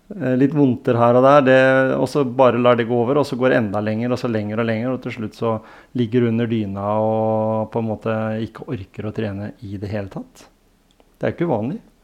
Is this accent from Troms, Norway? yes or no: no; Grenland, Vestfold og Telemark, Norway; Grenland, der jeg kommer fra